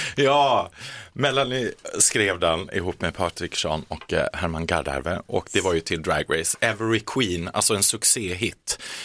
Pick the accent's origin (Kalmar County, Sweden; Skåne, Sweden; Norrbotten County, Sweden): Kalmar County, Sweden; Kalmar; moved away; jag kommer ju från Kalmar från början